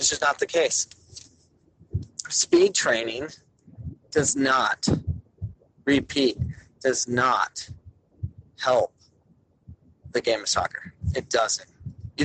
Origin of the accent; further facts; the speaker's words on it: Arizona, United States; I grew up in Arizona